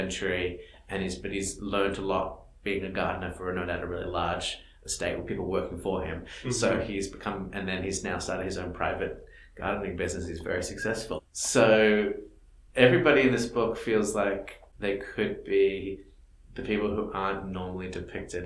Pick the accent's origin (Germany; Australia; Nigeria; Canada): Australia; moved away; I grew up in Australia